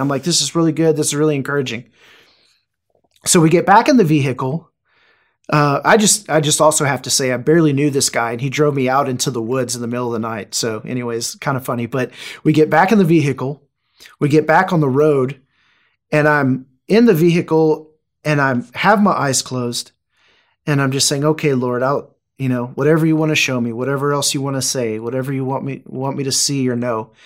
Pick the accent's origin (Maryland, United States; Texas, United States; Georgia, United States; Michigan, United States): Texas, United States; Houston; moved away as an adult; now in Wichita, United States; I'm originally from Houston, Texas. So I moved to Wichita.